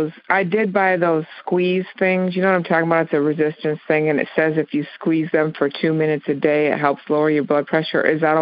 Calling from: Crossville, Tennessee, United States; I'm calling from Crossville, Tennessee.

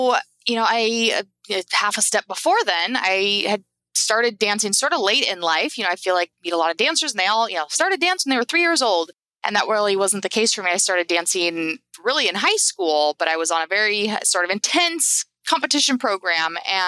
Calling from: Napa, California, United States; I am Napa, California.

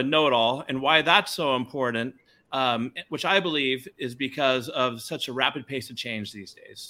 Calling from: Sausalito, California, United States; I'm calling in from Sausalito, California.

